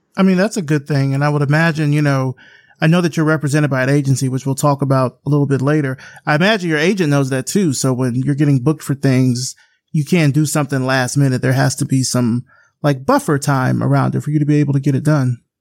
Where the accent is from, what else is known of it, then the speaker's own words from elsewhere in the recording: Selma, Alabama, United States; I'm from Selma, Alabama. So I grew up in that kind of cradle of the civil rights movement